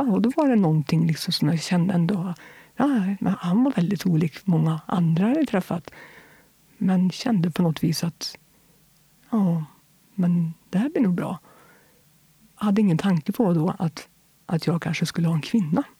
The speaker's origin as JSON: {"language": "Swedish", "town": "Kil", "region": "Värmland", "country": "Sweden", "tie": "born or raised there", "also_born_or_lived": "Fotö", "said": "jag inflyttade till Kil när jag var alldeles strax innan jag fyllde tre år"}